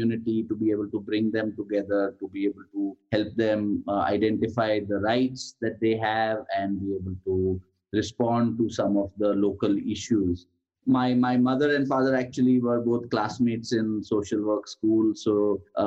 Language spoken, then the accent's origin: English; Ahmedabad, Gujarat, India; So I grew up in Ahmedabad in the 1980s